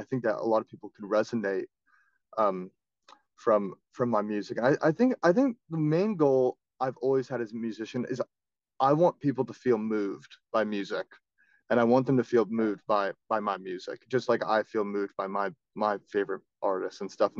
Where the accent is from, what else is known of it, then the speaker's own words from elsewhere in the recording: Florida, United States; I'm from Florida